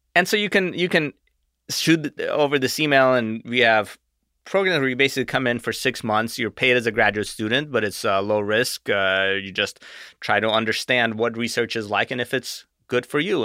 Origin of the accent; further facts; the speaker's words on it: Arizona, United States; also born or lived in Russia; I moved here when I was eight.